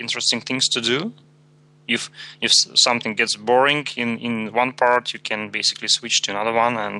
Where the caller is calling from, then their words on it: Saint Petersburg, Russia; from JetBrains, calling from St. Petersburg, Russia